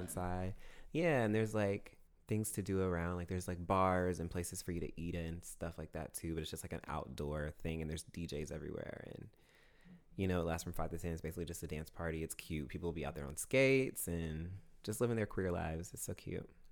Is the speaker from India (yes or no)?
no; Augusta, Georgia, United States; Fort Gordon, which is the military base in my hometown